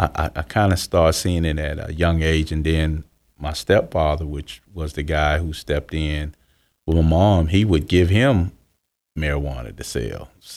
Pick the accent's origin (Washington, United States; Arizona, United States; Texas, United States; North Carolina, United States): Texas, United States; Houston; born there; also born or lived in California / Florida / Georgia; I was born in Houston, Texas in 1970 of September.